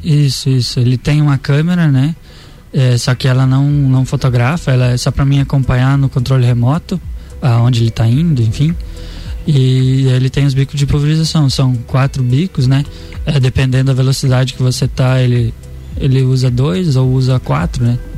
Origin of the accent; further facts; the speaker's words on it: Campo Erê, Santa Catarina, Brazil; also born or lived in São Bernardino, Santa Catarina; Eu sou da, da região oeste do estado de Santa Catarina, né? De Campo Herê